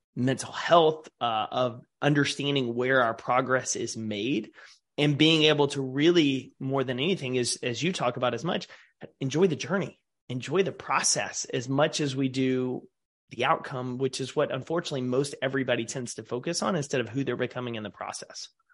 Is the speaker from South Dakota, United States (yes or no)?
no; East Texas, United States; growing up in East Texas